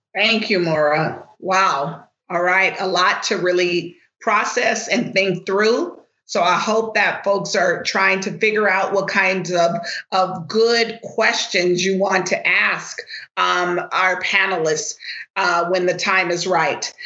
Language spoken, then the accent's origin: English; Los Angeles, California, United States; I am born and raised in Los Angeles